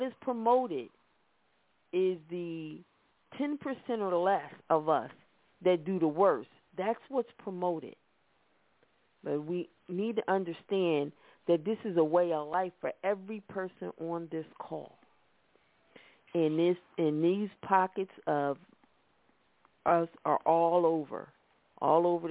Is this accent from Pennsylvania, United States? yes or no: yes; Philadelphia, Pennsylvania, United States; We're from Philadelphia